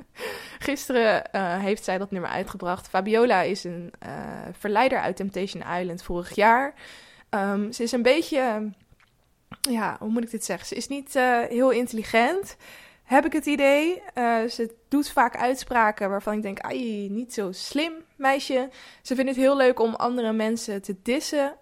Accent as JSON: {"language": "Dutch", "area": "near Rotterdam", "region": "South Holland", "country": "Netherlands", "said": "Ik kom zelf ook uit de buurt van Rotterdam"}